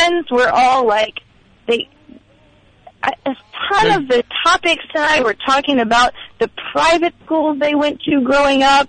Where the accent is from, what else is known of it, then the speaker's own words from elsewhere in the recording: Nashville, Tennessee, United States; I'm from Nashville. I was like born and raised here